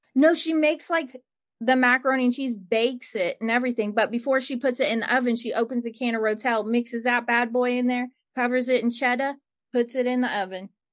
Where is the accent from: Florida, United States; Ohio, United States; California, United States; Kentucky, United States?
Ohio, United States; Cleveland; where I grew up in Cleveland